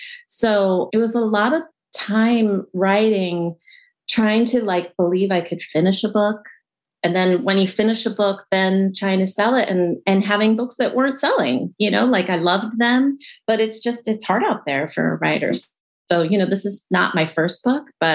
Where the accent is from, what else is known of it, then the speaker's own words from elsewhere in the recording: California outside of LA, United States; I grew up in California outside